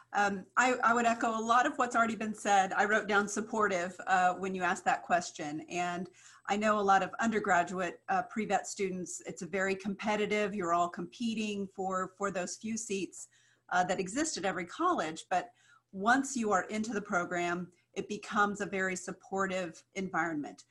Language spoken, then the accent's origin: English; Kansas, United States; I grew up in Kansas